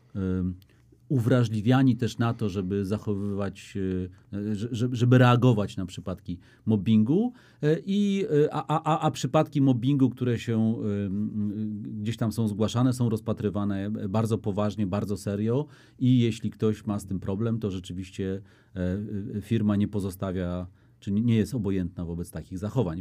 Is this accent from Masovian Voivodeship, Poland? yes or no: yes; Warsaw, Masovian Voivodeship, Poland; warszawiakiem jestem z dziada pradziada